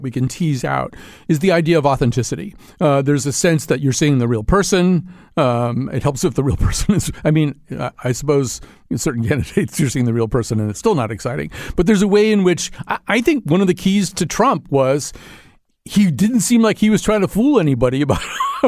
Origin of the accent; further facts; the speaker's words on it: Connecticut, United States; I'm from Connecticut